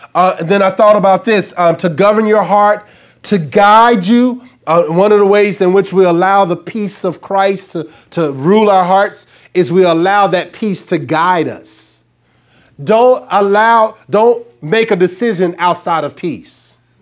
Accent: Arkansas, United States; I'm from Arkansas

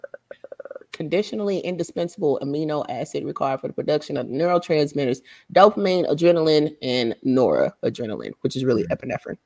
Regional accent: Dallas, Texas, United States; moved away; I'm from Dallas

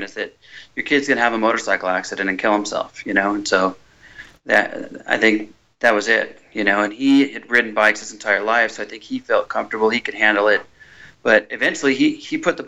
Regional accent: Orange County, California, United States; I grew up in Orange County.

